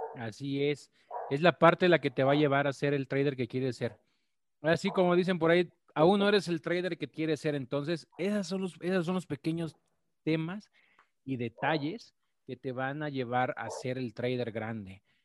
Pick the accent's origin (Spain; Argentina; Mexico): Mexico; las personas que somos de México